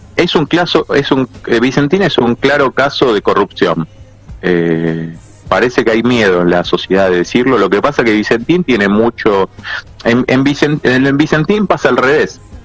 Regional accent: Argentina

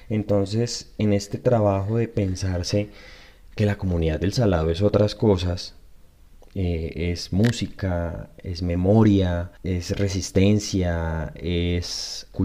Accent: Colombia; positiva para la sociedad, positiva como colombiano, como colombianos, de pensarse en sanar en colectivo.

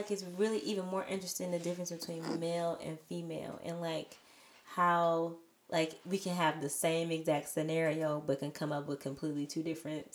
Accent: Detroit, Michigan, United States; moved away as an adult; also born or lived in DR; We're also from the Detroit area

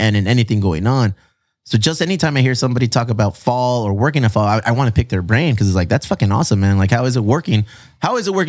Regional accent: Chula Vista, California, United States; I grew up in Chula Vista.

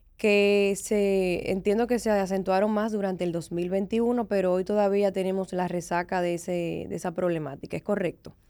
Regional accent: Dominican Republic; como dominicanos

